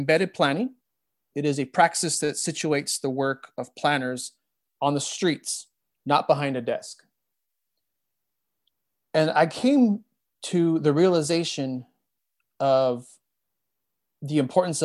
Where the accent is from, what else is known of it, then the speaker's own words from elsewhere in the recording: Montebello, California, United States; also born or lived in Boyle Heights, Los Angeles / East Los Angeles; I was born in Boyle Heights and raised in both East LA and the city of Montebello